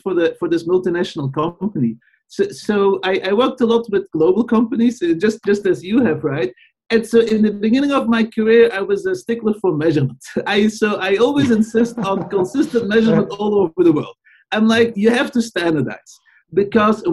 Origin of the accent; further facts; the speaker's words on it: Belgium; moved away; growing up in Belgium